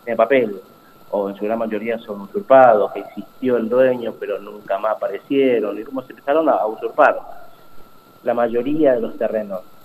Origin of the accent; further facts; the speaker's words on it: Paraguay; moved away as an adult; now in Pilar, Argentina; soy, de Paraguay, eh, tengo 38 años, eh, llegué acá en el año 2000, 2003, principio de 2003. eh, nací en Paraguay